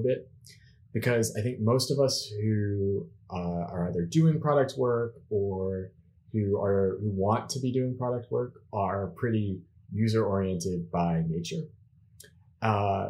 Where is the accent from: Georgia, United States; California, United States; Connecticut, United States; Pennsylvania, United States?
Pennsylvania, United States; Pittsburgh; now in Zurich, Switzerland; I'm living now in Zurich, Switzerland, but originally I'm from Pittsburgh, Pennsylvania.